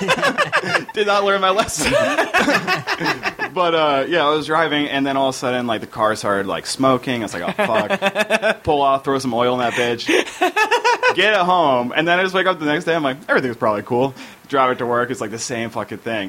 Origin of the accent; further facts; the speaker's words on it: New Jersey, United States; now in Los Angeles, United States; I'm from New Jersey